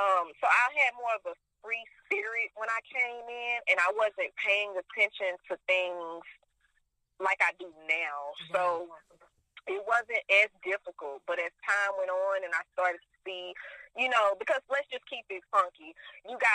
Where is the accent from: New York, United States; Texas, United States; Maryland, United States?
Texas, United States; Houston; I am from Houston, Texas, aka H-Town.